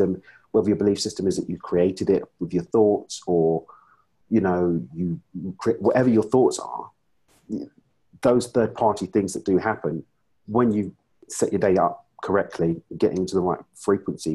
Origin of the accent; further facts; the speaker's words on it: United Kingdom; I'm from the UK.